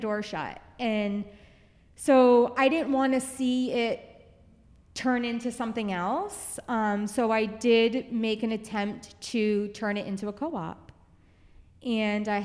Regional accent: Biddeford, Maine, United States; moved away; my gift to my hometown

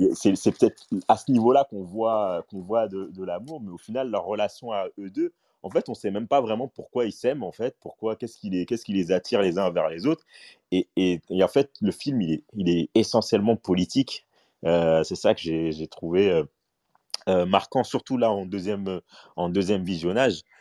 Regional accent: Paris, Île-de-France, France; moi, j'ai grandi à Stalingrad dans le 19e

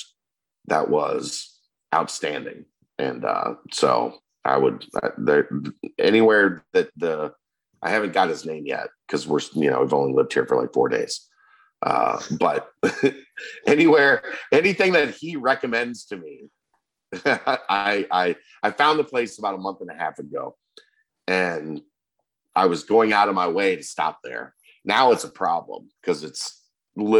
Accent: Kentucky, United States; I'm from Kentucky and we do bourbon

